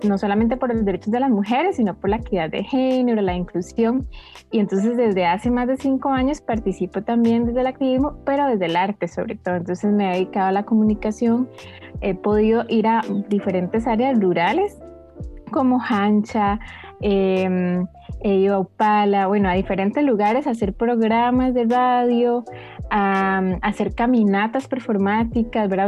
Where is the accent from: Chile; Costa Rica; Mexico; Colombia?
Costa Rica; Heredia; soy de Heredia